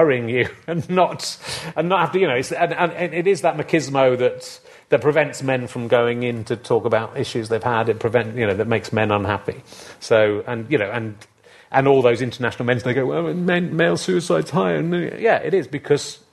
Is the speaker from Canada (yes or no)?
no; Yorkshire and the Humber, United Kingdom; moved away; I'm from Yorkshire originally